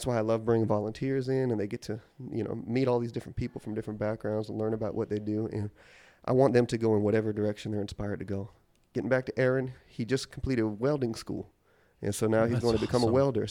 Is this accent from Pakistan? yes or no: no; Milwaukee, Wisconsin, United States; moved away as an adult; now in Charleston, United States; my hometown in Milwaukee, Wisconsin